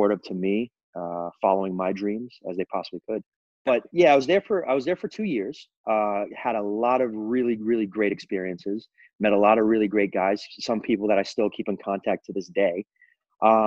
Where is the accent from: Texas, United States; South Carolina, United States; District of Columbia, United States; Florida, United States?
Florida, United States; Central; moved away as an adult; also born or lived in Belgium / Puerto Rico; I'm originally from Florida, from Central Florida